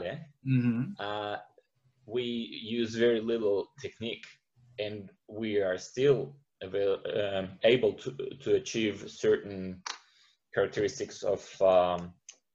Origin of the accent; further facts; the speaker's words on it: Israel; moved away as an adult; also born or lived in St. Petersburg, Russia; now in Australia; I was born in St. Petersburg in Russia and spent 20 years of my life in Israel.